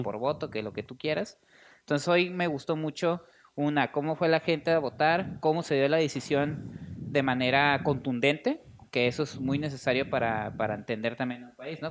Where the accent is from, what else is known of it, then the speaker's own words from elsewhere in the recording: Tijuana, Baja California, Mexico; en Tijuana sí hablamos